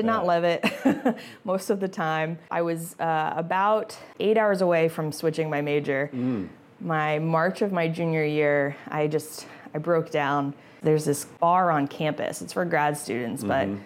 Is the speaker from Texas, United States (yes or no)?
yes; Dallas, Texas, United States; moved away as an adult; also born or lived in Houston; now in Virginia, United States; grew up mostly in Dallas.